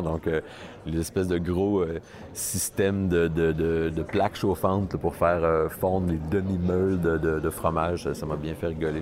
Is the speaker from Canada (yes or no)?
yes; Montreal, Quebec, Canada; Je viens de Montréal, Québec, Canada